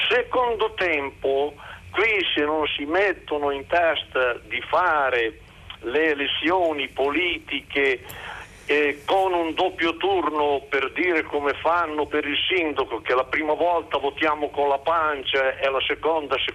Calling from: Cervia, Emilia-Romagna, Italy; da Cervia

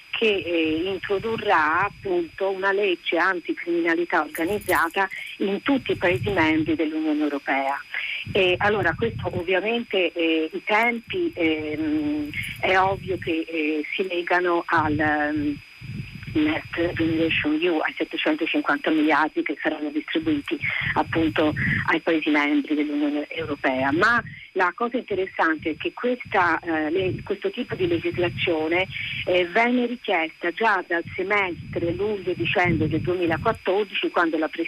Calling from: Pisa, Tuscany, Italy; siamo da Pisa

